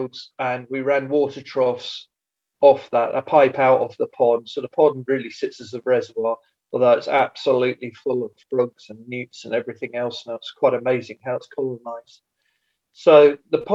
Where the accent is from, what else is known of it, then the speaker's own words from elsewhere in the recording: East Anglia, East of England, United Kingdom; moved away as an adult; also born or lived in Glenlivet, Scotland; now in Scotland, United Kingdom; originally I was born and brought up in East Anglia on a large arable farm and moved to Scotland now 25 years ago.